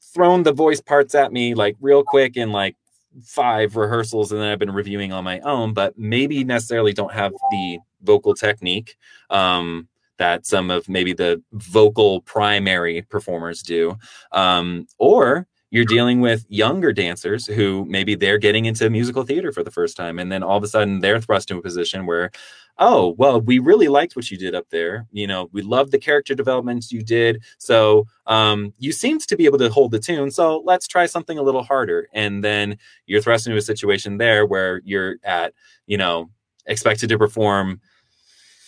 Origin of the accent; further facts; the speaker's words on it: Denver, Colorado, United States; I'm back in my hometown of Denver, Colorado